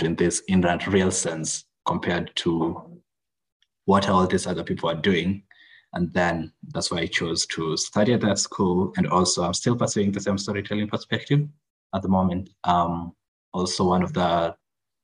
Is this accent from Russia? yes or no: no; Kenya; now in Kigali, Rwanda; I'm originally from Kenya. That's my home country. But at the moment, I'm staying in Rwanda, Kigali, Rwanda